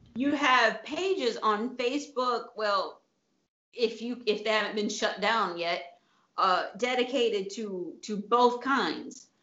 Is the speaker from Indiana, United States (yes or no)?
no; Tennessee, United States; now in Italy; I grew up in Tennessee